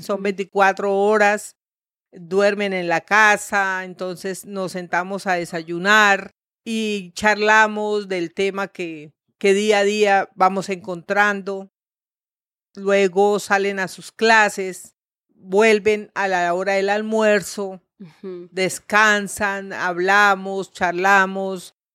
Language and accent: Spanish; Bucaramanga, Santander, Colombia; moved away as an adult; also born or lived in Santa Marta; yo nací aquí en Bucaramanga, me crié aquí en Bucaramanga